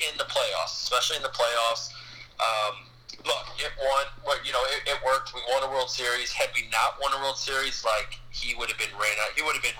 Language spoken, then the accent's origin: English; Chicago, Illinois, United States; my hometown team.